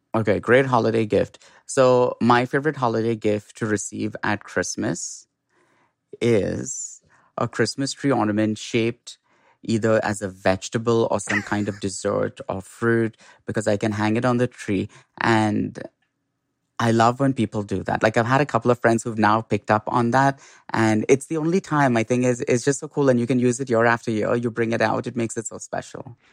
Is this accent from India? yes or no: yes; Mumbai, Maharashtra, India; moved away; in India, I grew up in Bombay